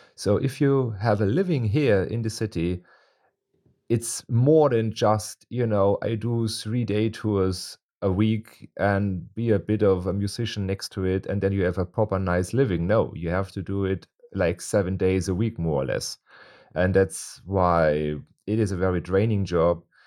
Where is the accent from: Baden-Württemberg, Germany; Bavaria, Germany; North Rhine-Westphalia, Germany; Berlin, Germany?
Bavaria, Germany; Munich; I am born in Munich and I am Bavarian